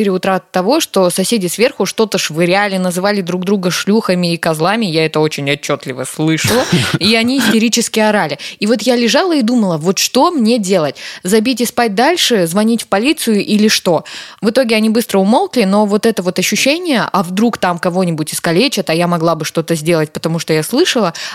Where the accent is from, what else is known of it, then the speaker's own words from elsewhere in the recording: Karaganda, Karaganda Region, Kazakhstan; я вечером поздно шла в своем родном городе, я из Караганды, Караганда, привет.